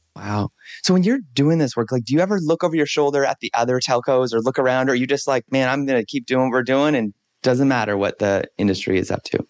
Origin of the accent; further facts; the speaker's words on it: Canada; as a Canadian